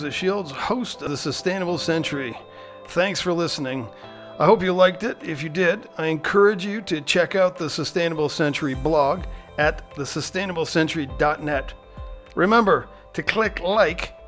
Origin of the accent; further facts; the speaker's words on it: Canada; I'm just a socialist from Canada